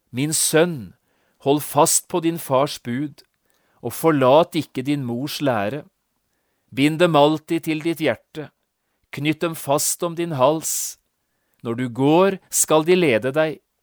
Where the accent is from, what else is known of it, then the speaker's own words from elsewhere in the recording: Notodden, Telemark, Norway; hjemme på Notodden